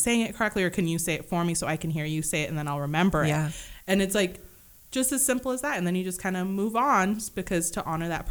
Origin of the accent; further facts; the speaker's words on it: Kenya; I'm Kenyan.